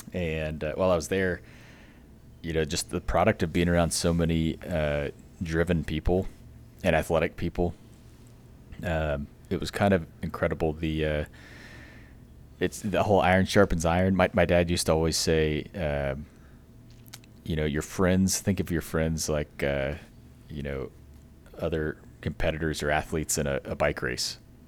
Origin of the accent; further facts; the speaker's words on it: San Angelo, Texas, United States; I'm from San Angelo, Texas, out in West Texas, and grew up in the same little small town my whole, you know, raising there from birth to 18, and had a fun family of six